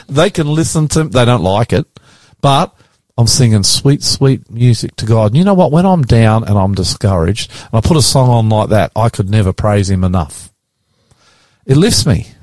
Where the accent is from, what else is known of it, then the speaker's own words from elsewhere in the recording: Australia; I'm not Swiss. I'm Australian